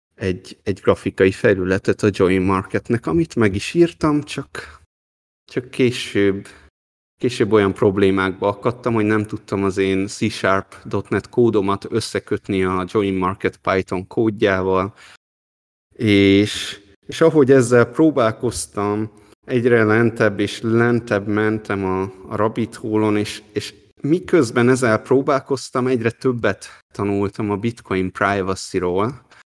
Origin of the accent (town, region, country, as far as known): Hungary; moved away as an adult; also born or lived in Taiwan